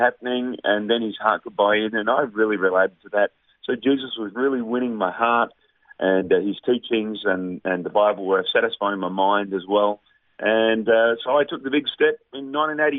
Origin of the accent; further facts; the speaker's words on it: Victoria, Australia; now in Melbourne, Australia; I'm born and raised in Victoria in a secular Aussie family